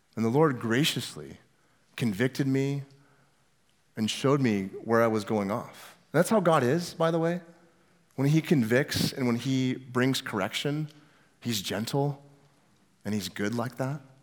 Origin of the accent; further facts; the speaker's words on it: Northwest Washington, United States; also born or lived in California; now in Omaha, United States; I grew up in Northwest Washington in a tiny, small little town about as far north as you could get before you get into Canada, right there on the coast.